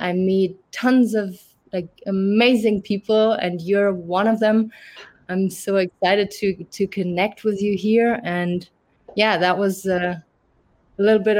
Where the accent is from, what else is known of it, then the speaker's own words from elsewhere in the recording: Germany; English is a second language; moved away as an adult; now in Canada; I'm originally from Germany, but I grew up in a French family and a German family. That's why I might not have the harsh German accent. I moved to Canada 7 years ago